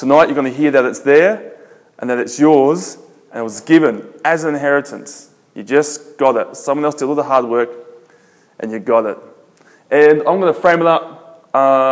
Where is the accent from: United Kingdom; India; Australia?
Australia; Adelaide, South Australia; I'm from Australia. I'm from a city called Adelaide. It's in the south